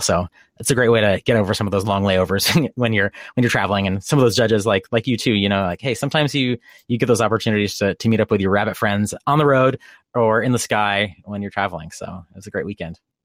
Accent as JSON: {"language": "English", "region": "East Coast", "country": "United States", "tie": "born or raised there", "moved": "yes", "said": "I grew up in the East Coast"}